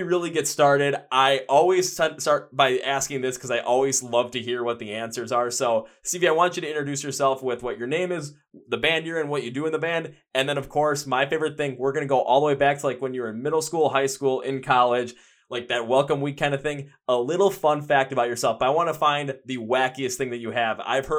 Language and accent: English; Milwaukee, Wisconsin, United States; From Milwaukee.